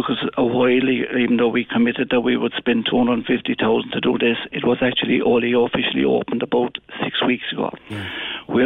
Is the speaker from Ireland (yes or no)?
yes; Ireland; as an Irishman